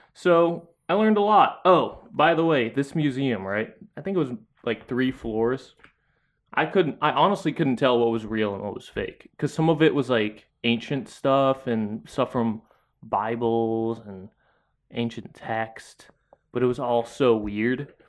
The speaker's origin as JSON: {"language": "English", "country": "Philippines", "moved": "yes", "lives_now": "United States", "said": "as a Filipino person back there"}